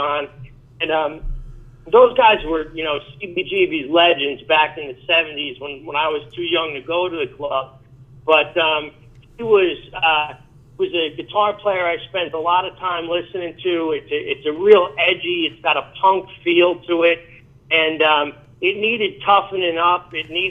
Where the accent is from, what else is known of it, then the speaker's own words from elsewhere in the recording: New York, United States; Being from New York and being a rocker